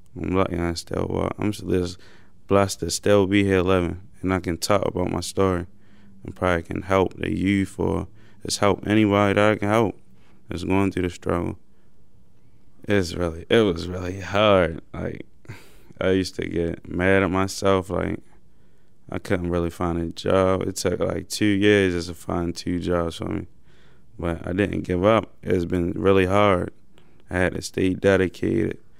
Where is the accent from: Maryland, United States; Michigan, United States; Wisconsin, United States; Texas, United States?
Maryland, United States; Baltimore; I grew up on West Baltimore